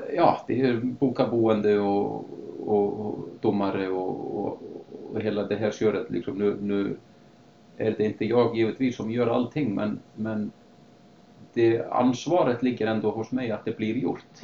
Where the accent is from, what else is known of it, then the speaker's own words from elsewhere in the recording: Akureyri, Northeastern Region, Iceland; moved away as an adult; also born or lived in Sweden / Canada / United States; jag är i alla fall född och uppvuxen på Island, på norra Island, en um, liten stad som heter Akureyri